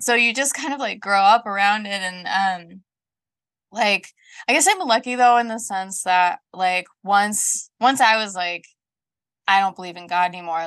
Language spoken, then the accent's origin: English; Colorado Springs, Colorado, United States; moved away as an adult; also born or lived in the Southern United States / Denver, United States; now in Scotland, United Kingdom; I grew up in the South, um, when I was about nine, we moved from the South to Colorado Springs